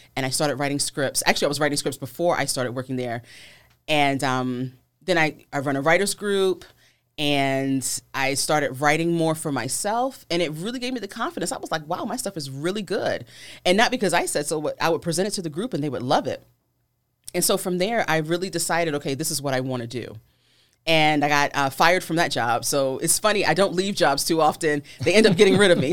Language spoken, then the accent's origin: English; Virginia, United States; I'm from Virginia, so it was local